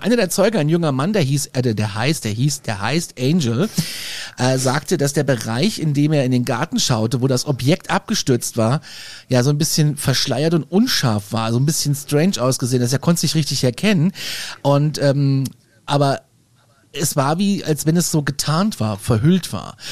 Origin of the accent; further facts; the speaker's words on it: Germany; bei uns in Deutschland